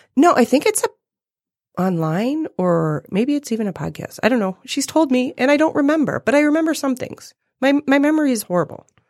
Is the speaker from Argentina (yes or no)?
no; Toronto, Ontario, Canada; moved away as an adult; I, I was born and lived in Toronto for the first twenty-four years of my life